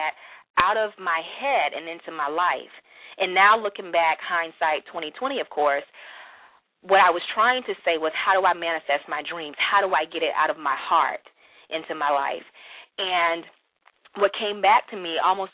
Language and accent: English; Florence, South Carolina, United States; I am originally from Florence, South Carolina, which is a very small town here in South Carolina.